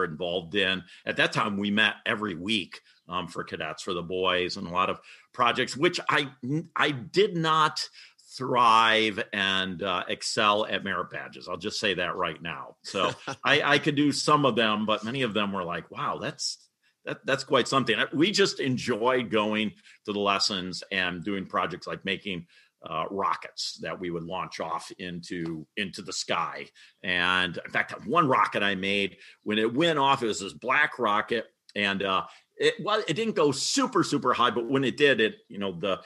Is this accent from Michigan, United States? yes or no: yes; Coopersville, Michigan, United States; also born or lived in Muskegon; I consider Coopersville my hometown here in Ottawa County, about a half hour for those who don't know, half hour outside of Grand Rapids